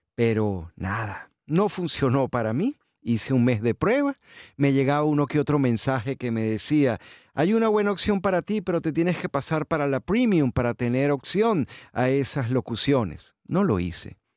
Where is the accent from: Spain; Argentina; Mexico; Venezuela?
Venezuela; moved away as an adult; also born or lived in Houston, United States; now in South Florida, United States; Yo me fui de Venezuela un 4 de abril de 2015